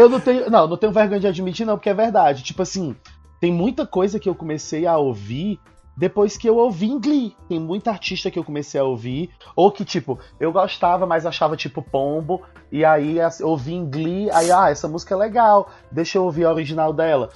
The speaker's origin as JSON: {"language": "Portuguese", "region": "Ceará", "country": "Brazil", "tie": "born or raised there", "said": "Eu nasci em 87 no Brasil, no Ceará, então um pouco longe."}